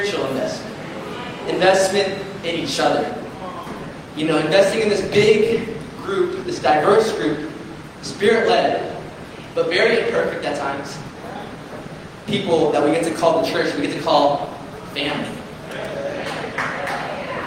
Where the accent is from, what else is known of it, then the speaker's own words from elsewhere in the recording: Glendale, California, United States; moved away as an adult; now in Orange County, United States; I grew up in Glendale with my parents